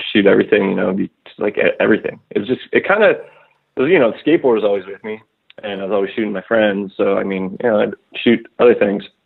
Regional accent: Ottawa, Ontario, Canada; I grew up in Ottawa, Canada, which is uh, between Toronto and Montreal

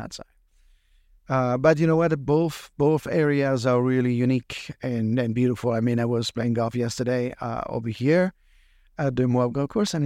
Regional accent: France; now in California, United States; I'm from California and originally, of course, from France

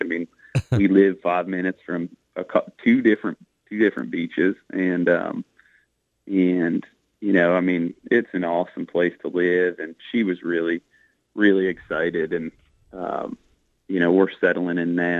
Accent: Northeast, United States; moved away as an adult; now in Charleston, United States; I'm from the Northeast.

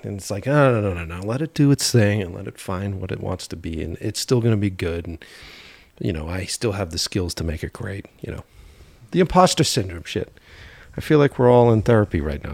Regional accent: Boston, Massachusetts, United States; moved away as an adult; now in Glendale, United States; we're originally from Boston

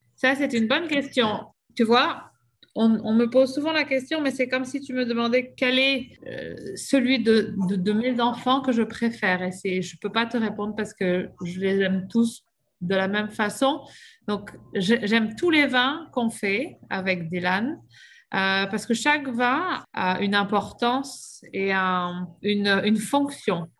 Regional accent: Bordeaux, Nouvelle-Aquitaine, France; moved away as an adult; now in Okanagan, Canada; Je viens de Bordeaux, en France.

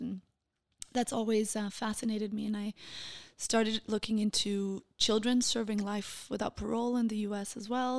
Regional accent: Copenhagen, Capital Region of Denmark, Denmark; first language Portuguese; English is a second language; moved away as an adult; now in Israel; I was born in Denmark, in Copenhagen.

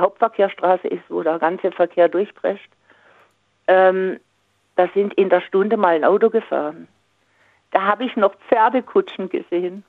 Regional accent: Singen, Baden-Württemberg, Germany; da wo ich herkomme aus Singen

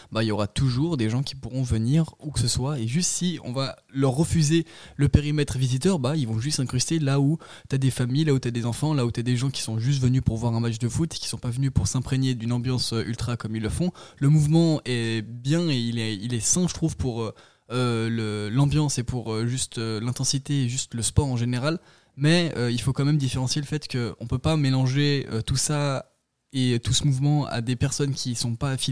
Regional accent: France; moi, je suis français

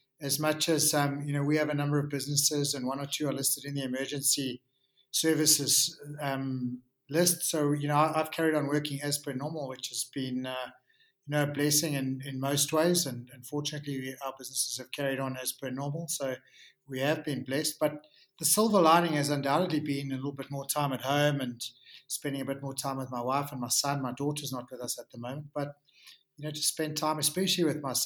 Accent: South Africa; as South African rugby players

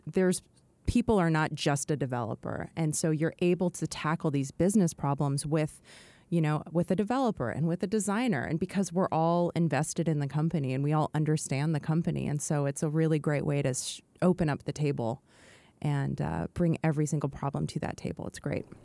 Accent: McMinnville, Oregon, United States; moved away; also born or lived in New York; I grew up in a restaurant in McMinnville, Oregon

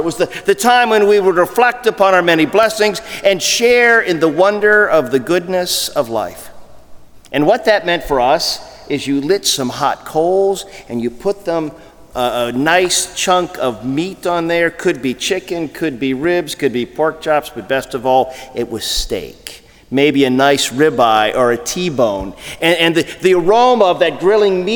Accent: Ohio, United States; growing up in Ohio

